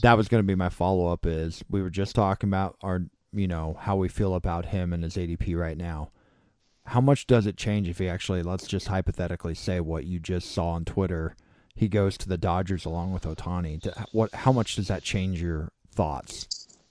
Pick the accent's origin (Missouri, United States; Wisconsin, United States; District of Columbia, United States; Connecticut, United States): Missouri, United States; I grew up here in Missouri